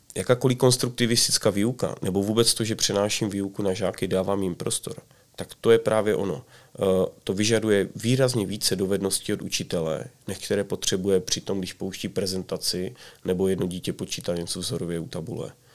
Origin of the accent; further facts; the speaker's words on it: Czechia; jako Češi